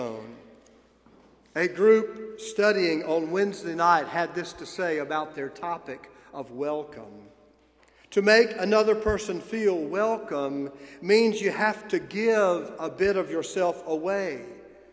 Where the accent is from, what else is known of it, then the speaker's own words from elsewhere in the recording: the South, United States; to have been born in the South